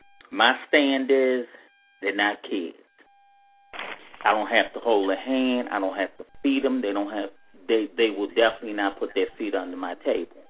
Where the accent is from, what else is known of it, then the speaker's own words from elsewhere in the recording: Maryland, United States; I'm from Maryland